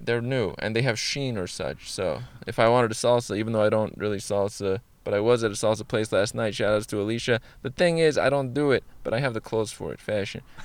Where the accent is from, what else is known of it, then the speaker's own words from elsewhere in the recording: Iran; I am I, Iranian, which is Persian or from Iran